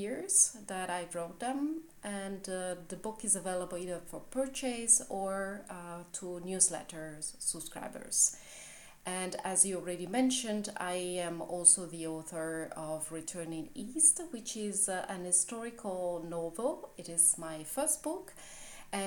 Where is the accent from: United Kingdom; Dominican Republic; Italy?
Italy; English is a second language; now in Berlin, Germany; I am originally from Italy and I live in Berlin in Germany, and even though my mother tongue is not English, I do write in English.